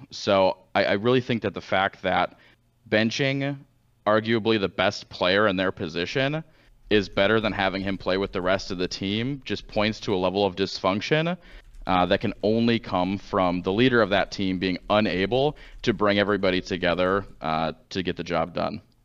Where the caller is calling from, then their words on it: St. Louis, Missouri, United States; I'm calling from Saint Louis, Missouri